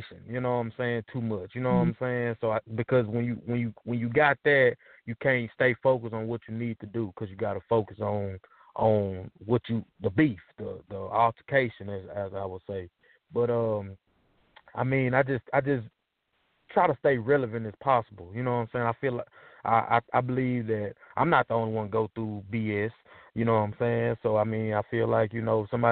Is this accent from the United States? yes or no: yes; Camden, Arkansas, United States; I'm from Camden, Arkansas.